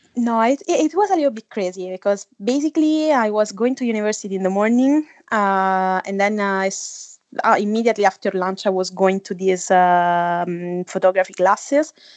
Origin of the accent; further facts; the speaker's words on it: Italy; moved away as an adult; also born or lived in Budapest / Amsterdam; now in London, United Kingdom; I come from Italy. Uh, at the moment I'm living in London